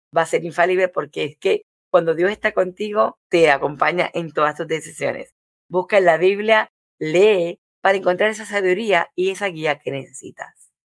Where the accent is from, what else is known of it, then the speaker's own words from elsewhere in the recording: Puerto Rico; moved away; en mi país cuando vivía en Puerto Rico